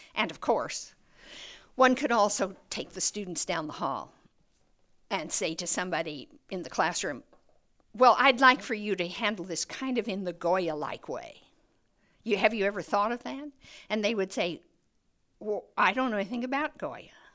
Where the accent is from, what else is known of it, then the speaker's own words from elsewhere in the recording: New Mexico, United States; growing up in New Mexico is, is, uh, an education in color